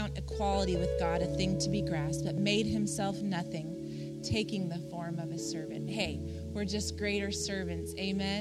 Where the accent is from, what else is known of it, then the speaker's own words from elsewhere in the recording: Colorado, United States; we grew up in Colorado